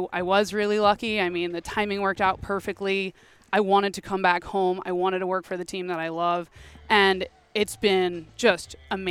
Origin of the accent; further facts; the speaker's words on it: Oakland, California, United States; moved away as an adult; I grew up in Oakland.